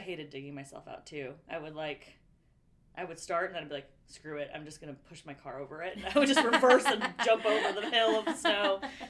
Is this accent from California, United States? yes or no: yes; California, United States; moved away as an adult; also born or lived in Pennsylvania; We were the only Californians